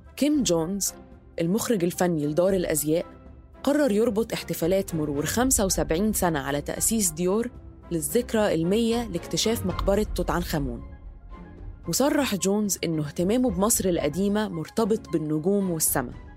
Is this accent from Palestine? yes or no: no; Egypt